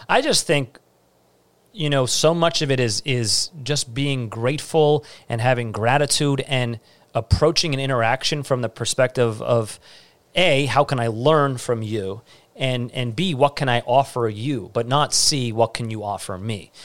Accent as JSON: {"language": "English", "town": "New York City", "region": "New York", "country": "United States", "said": "I'm, I'm from Staten Island"}